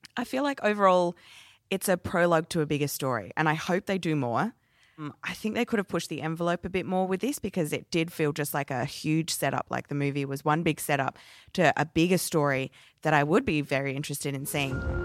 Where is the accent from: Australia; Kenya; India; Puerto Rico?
Australia; Adelaide, South Australia; my hometown of Adelaide.